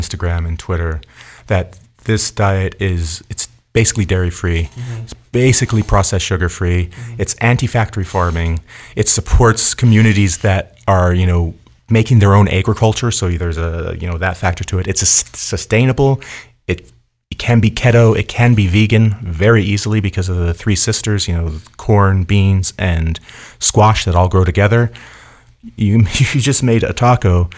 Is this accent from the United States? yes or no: yes; Pacific Northwest, United States; I come from the Pacific Northwest. I grew up, you know, getting mushrooms out of the woods every year.